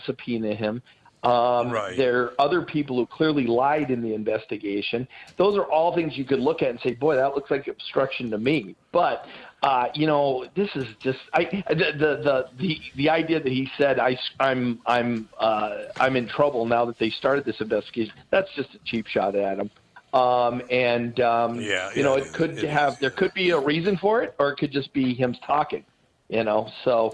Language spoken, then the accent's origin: English; Rhode Island, United States; I grew up in Rhode Island